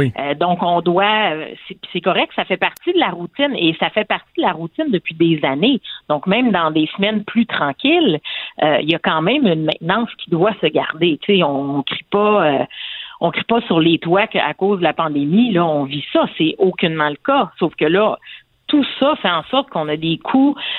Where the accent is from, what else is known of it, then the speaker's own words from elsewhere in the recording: Quebec, Canada; en tant que Québécois